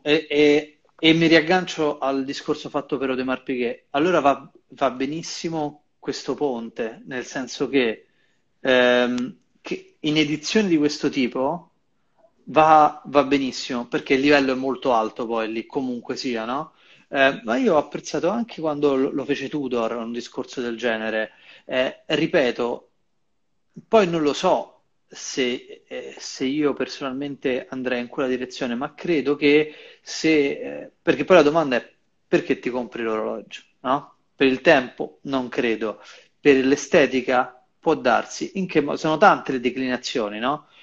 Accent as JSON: {"language": "Italian", "town": "Rome", "region": "Lazio", "country": "Italy", "said": "io sto qui, sono di Roma"}